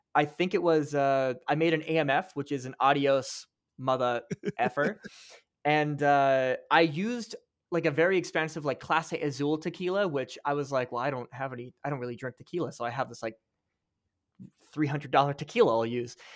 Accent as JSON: {"language": "English", "country": "Canada", "said": "you and I, as Canadian TikTok creators"}